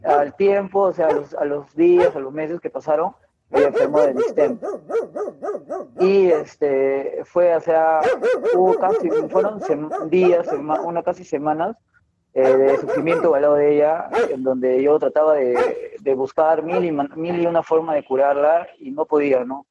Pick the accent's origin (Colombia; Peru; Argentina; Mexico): Peru; Chimbote, Ancash; now in Moquegua, Peru; yo soy de Chimbote, de Chimbote, del norte, norte del Perú